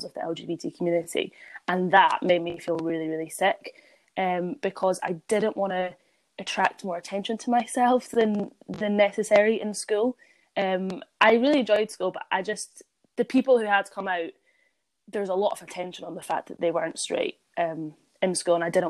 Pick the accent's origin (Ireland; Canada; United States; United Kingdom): United Kingdom; Edinburgh, Scotland; I grew up in, you know, a very accepting area. I'm from Edinburgh.